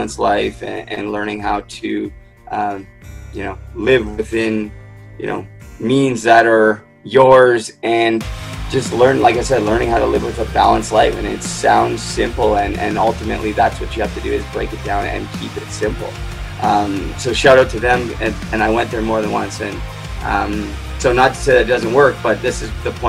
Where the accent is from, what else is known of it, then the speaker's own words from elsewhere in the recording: Vancouver, British Columbia, Canada; I grew up in Vancouver